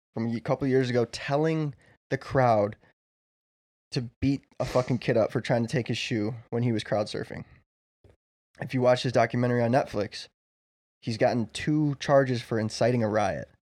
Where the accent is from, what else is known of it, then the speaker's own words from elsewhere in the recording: Chicago, Illinois, United States; we're all from Chicago land area, Chicagoland area